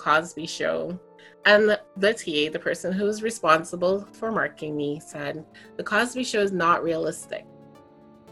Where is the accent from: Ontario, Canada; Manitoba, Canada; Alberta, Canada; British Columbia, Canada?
Ontario, Canada; Toronto; I grew up in Toronto during a time of like a lot of police brutality